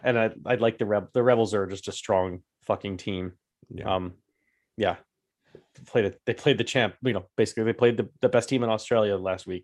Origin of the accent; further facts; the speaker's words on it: United States; we the Americans